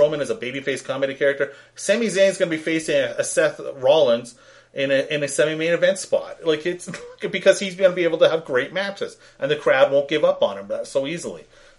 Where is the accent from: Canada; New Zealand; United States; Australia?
Canada; we're Canadian